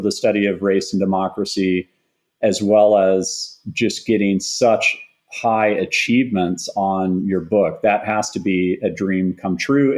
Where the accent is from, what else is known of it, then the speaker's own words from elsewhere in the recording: Austin, Texas, United States; a young boy growing up in Austin